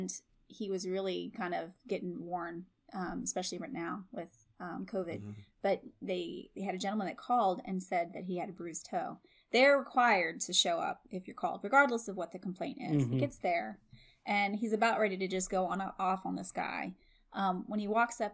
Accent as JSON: {"language": "English", "region": "West Virginia", "country": "United States", "said": "I'm from West Virginia"}